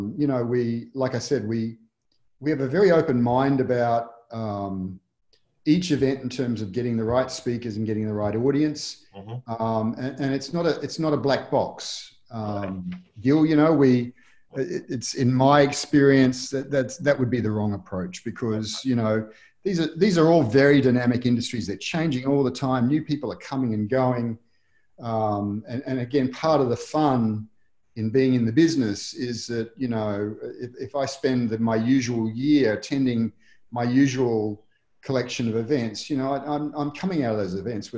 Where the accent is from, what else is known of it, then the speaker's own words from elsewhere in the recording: Australia; I was born in Australia, in a hot part of Australia